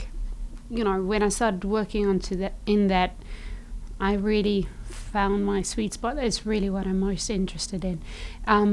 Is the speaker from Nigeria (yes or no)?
no; South Africa; I am South African. So HIV was big in my country.